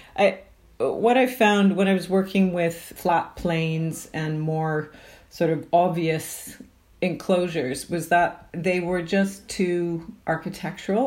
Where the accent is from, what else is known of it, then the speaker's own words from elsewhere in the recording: Canada; now in United Kingdom; I'm from Canada